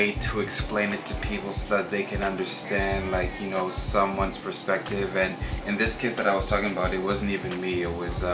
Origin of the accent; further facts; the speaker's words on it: Vancouver, British Columbia, Canada; growing up in Vancouver